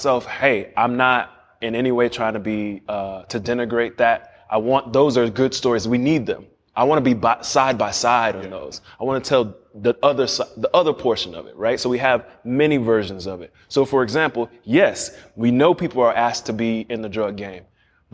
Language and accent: English; Miami, Florida, United States; I grew up in Liberty City, right there.